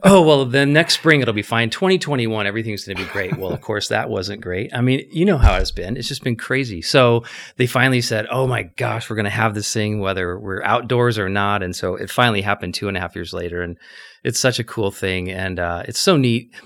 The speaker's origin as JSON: {"language": "English", "town": "Scottsdale", "region": "Arizona", "country": "United States", "tie": "born or raised there", "said": "fortunate enough to be born and raised in Scottsdale"}